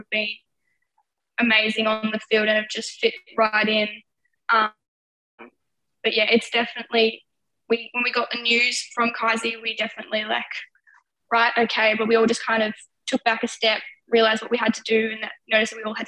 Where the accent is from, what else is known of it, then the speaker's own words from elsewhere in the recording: Seymour, Victoria, Australia; I'm commuting from my hometown Seymour